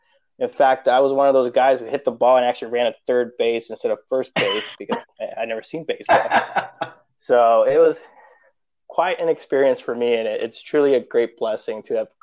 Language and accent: English; Covina, California, United States; English is a second language; moved away as an adult; also born or lived in Long Beach, California / Puerto Rico / Hawaii; now in Washington, D.C., United States; I was born in Long Beach, but my parents, we moved to Puerto Rico for a couple of years, then came back. We ended up moving to West Covina, then Covina. And then we literally lived about 5 minutes from Wingate Park.